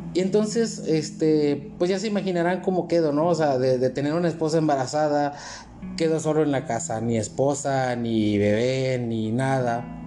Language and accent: Spanish; Matamoros, Tamaulipas, Mexico; nosotros somos de Matamoros